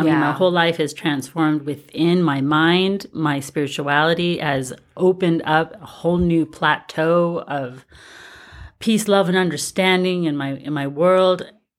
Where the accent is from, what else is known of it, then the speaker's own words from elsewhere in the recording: Honolulu, Hawaii, United States; born there; I was born in Honolulu.